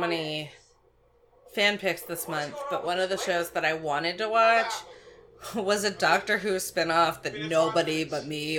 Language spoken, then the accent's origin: English; Maine, United States; we're from Maine.